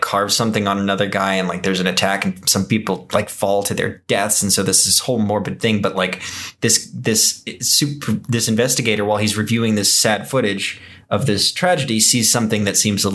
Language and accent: English; Texas, United States; I was raised in Texas